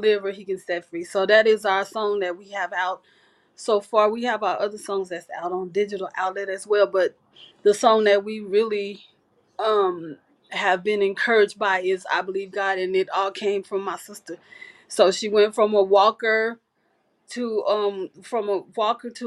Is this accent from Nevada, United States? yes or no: yes; Las Vegas, Nevada, United States; Our hometown is Las Vegas. I was born and raised here in Las Vegas.